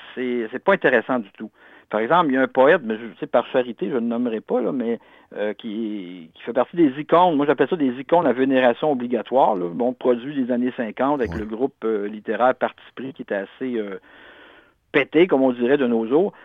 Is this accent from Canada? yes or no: yes; Canada; nous sommes des Canadiens-Français